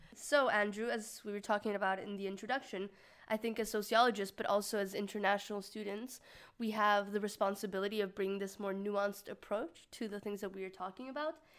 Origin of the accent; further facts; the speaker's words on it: Mexico; I'm from Mexico